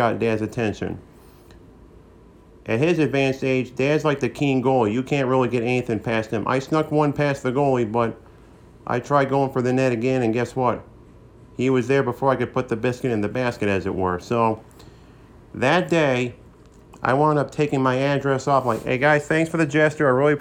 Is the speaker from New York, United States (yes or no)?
yes; Saratoga Springs, New York, United States; my hometown of Saratoga Springs